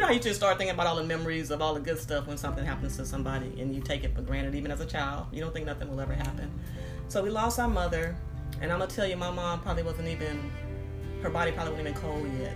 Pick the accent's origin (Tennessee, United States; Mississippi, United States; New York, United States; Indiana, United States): Mississippi, United States; Moss Point; also born or lived in Pascagoula, Mississippi / California; now in Houston, United States; I was born in actually in Pascagoula, which is right next to Moss Point, two small towns. But I grew up in Moss Point, Mississippi